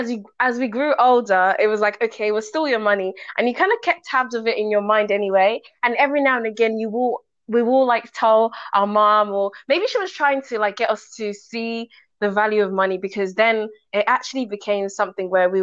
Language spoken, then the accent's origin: English; Nigeria; moved away; I was born in Nigeria and I grew up in Nigeria